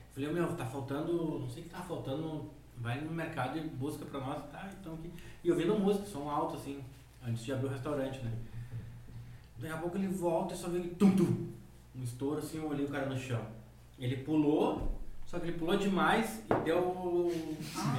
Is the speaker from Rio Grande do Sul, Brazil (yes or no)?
yes; Guaíba, Rio Grande do Sul, Brazil; Sou de Guaíba